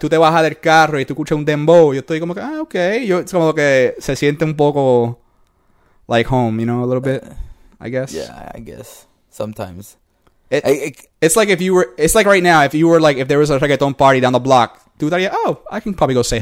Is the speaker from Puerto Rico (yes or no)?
yes; Puerto Rico; moved away; yo soy hombre, un hombre puertorriqueño, hombre latino, yeah. hispanoamericano.